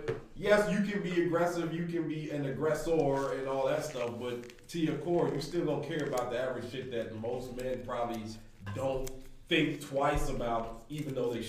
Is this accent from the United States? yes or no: yes; United States; also born or lived in Jamaica; as the Jamaican, and then as the Jamaican who grew up in America